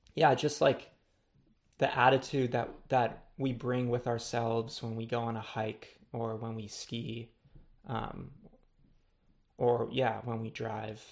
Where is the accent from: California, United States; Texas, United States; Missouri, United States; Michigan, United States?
California, United States; Los Angeles; growing up in Los Angeles